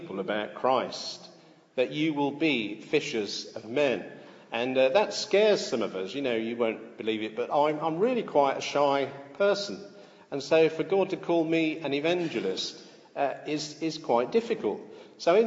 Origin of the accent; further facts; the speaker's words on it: United Kingdom; I am British because I was born in Britain and hold a British passport